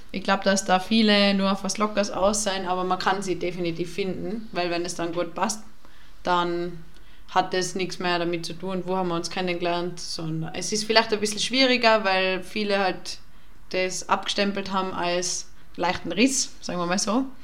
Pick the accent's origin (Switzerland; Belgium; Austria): Austria; Tyrol; now in Vienna, Austria; ich bin aus Tirol und ich gehe gerne auf den Berg und so und dass das halt voll schade ist in Wien, kann man das alles nicht machen.